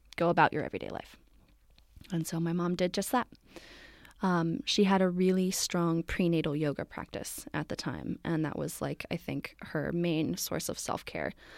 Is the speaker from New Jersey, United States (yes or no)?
yes; Morristown, New Jersey, United States; moved away as an adult; now in San Francisco, United States; I am from New Jersey originally